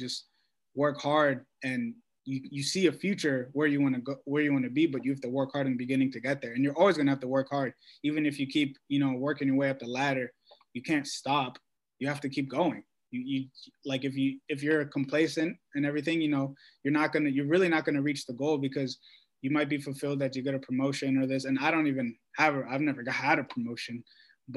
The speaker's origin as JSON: {"language": "English", "town": "Washington", "region": "District of Columbia", "country": "United States", "said": "I'm from Washington, D.C. My school's in New York"}